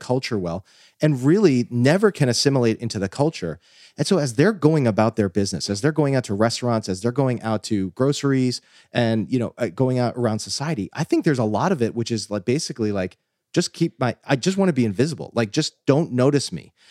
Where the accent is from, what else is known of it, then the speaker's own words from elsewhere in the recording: New Jersey, United States; I was raised, um, here in New Jersey